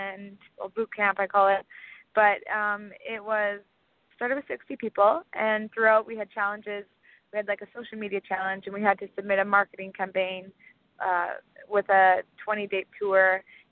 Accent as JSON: {"language": "English", "town": "Castlegar", "region": "British Columbia", "country": "Canada", "tie": "born or raised there", "said": "my hometown, Castlegar, BC"}